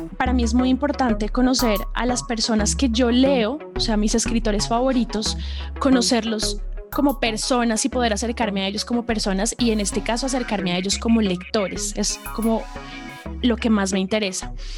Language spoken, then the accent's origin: Spanish; Colombia; nosotros como colombianos